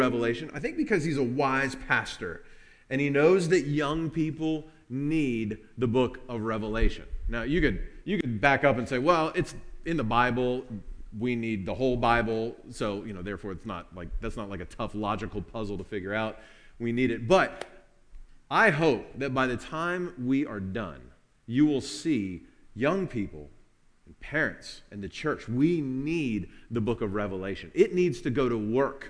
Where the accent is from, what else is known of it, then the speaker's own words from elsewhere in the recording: Kentucky, United States; We are from Kentucky